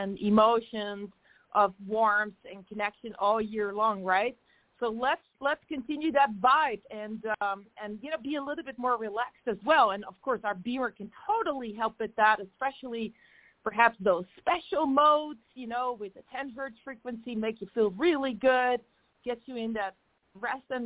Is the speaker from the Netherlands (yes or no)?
yes; Netherlands; moved away; I'm from the Netherlands. And just like in Liechtenstein, we celebrate 2 days of Christmas there